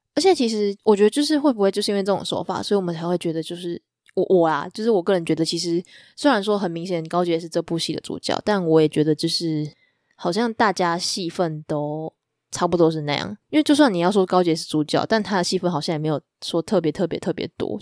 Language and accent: Chinese; Taiwan; 就是我觉得很吊诡的一点是我们是台湾人